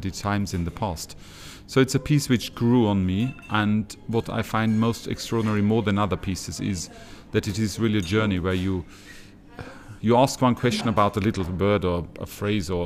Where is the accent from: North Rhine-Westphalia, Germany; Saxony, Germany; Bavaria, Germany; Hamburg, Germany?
Bavaria, Germany; Regensburg; my hometown, Regensburg